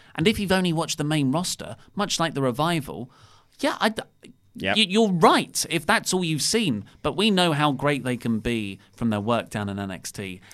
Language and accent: English; United Kingdom; we're British.